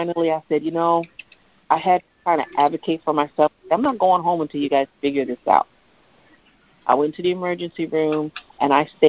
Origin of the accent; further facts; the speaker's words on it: Midwest, United States; I'm from Midwest